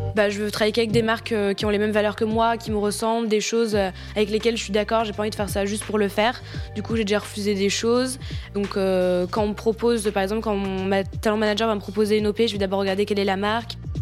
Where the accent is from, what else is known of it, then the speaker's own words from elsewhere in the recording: Tours, Centre-Val de Loire, France; moved away; J'ai fait, euh, une école de chant à Tours, parce qu'à la base, du coup, je viens de Tours